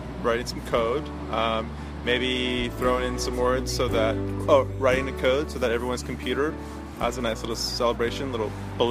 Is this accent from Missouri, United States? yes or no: no; California, United States; I'm a Californian.